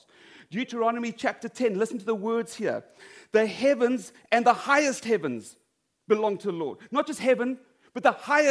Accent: South Africa; moved away; I come from South Africa

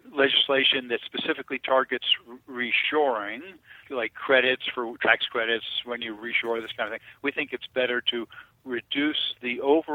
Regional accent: Elizabeth, New Jersey, United States; born or raised there

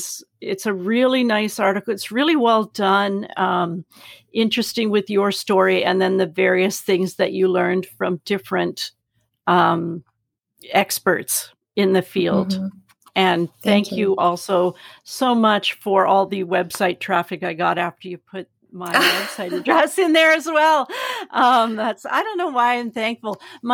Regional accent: Canada; I remember learning American history, you know, and just I loved it because we always learned Canadian history from, you know, and we're such, I don't know, sort of humble, pacifistic kind of people.

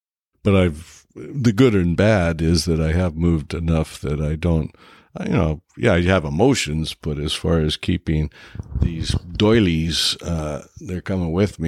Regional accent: United States; and I am American. I actually do have a U.S. passport as far as the last time I checked.

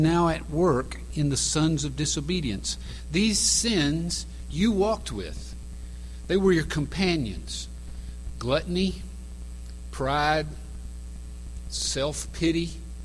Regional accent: Macon, Georgia, United States; from Macon, Georgia, and I run a daycare for teenagers

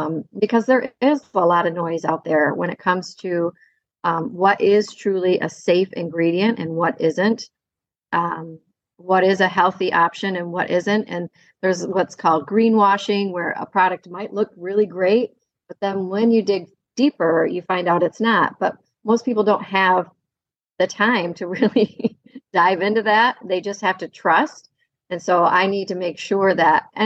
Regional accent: Kalamazoo, Michigan, United States; I am from Kalamazoo, Michigan. I grew up in Southwest Michigan and have planted my roots here

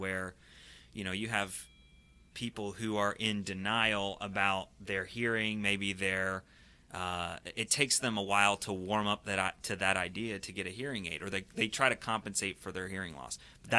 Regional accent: Nashville, Tennessee, United States; moved away as an adult; now in Arkansas, United States; I am from the University of Arkansas, originally from Nashville, but I've been living in Arkansas for about 7 years now.

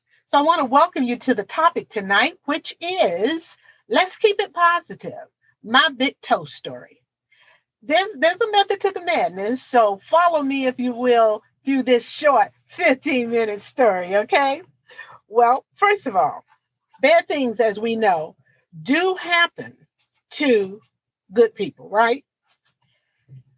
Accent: Portsmouth, Virginia, United States; my hometown, the city of Portsmouth, Virginia

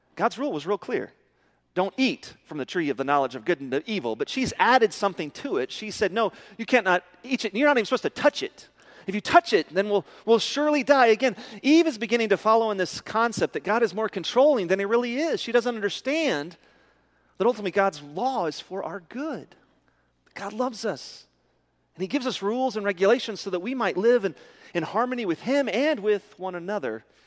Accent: Midland, Texas, United States; I'm from Midland

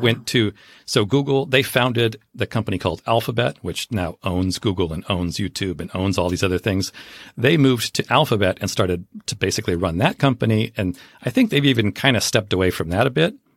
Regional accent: Southern California, United States; I grew up in Southern California.

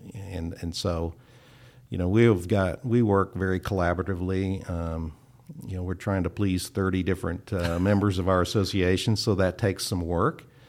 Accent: Kansas, United States; moved away as an adult; also born or lived in Oklahoma; I grew up in Kansas, went to Kansas State

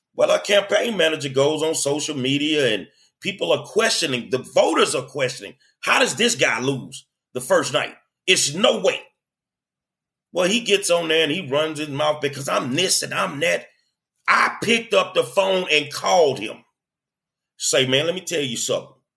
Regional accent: Houston, Texas, United States; I'm a lifelong Houstonian, man. I I grew up here

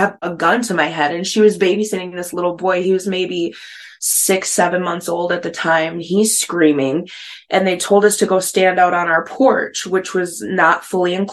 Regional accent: Minnesota, United States; also born or lived in Wisconsin; grew up, born and raised in the Midwest, Wisconsin, Minnesota area

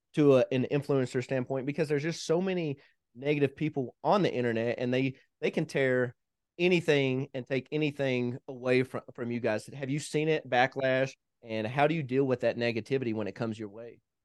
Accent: Kentucky, United States; moved away as an adult; also born or lived in Hawaii / Tennessee / Missouri; now in Colorado, United States; My wife and I both are originally from Kentucky. We, we've been together ever since middle school

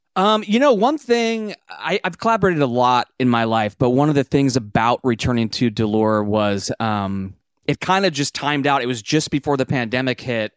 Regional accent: Seattle, Washington, United States; moved away as an adult; now in Nashville, United States; I grew up in Seattle

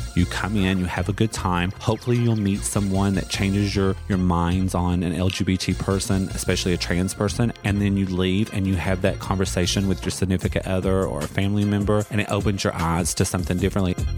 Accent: Pikeville, Kentucky, United States; accent: Southern; moved away as an adult; I actually grew up in Eastern Kentucky in a little city called Pikeville.

